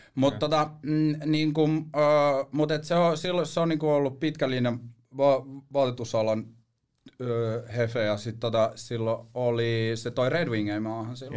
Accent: Helsinki, Uusimaa, Finland; also born or lived in Espoo / Marseille / New York; mä oon kasvanut niinku tässä Etelä-Helsingissä oikeastaan mun niinku elämäni

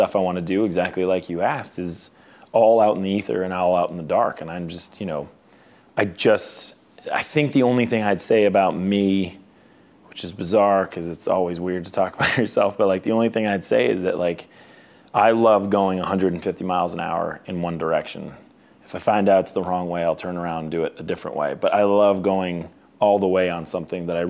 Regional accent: Boston, Massachusetts, United States; we're both from Boston

